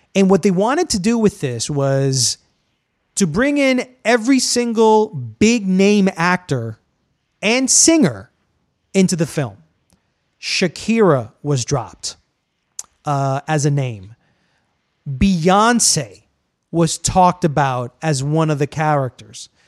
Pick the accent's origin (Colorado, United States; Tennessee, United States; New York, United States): New York, United States; I'm Colombian-American, so my parents are Colombian. I was born in New York. So I identify more as an American than a Colombian